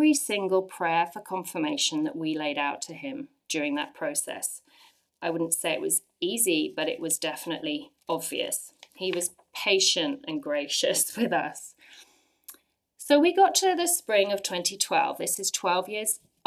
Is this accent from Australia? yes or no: no; England, United Kingdom; moved away as an adult; now in Ottawa, Canada; I'm from England